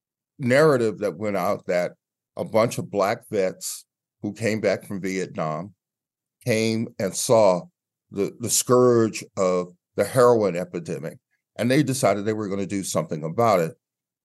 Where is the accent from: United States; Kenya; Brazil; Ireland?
United States; Baltimore, Maryland; as a youngster growing up in Baltimore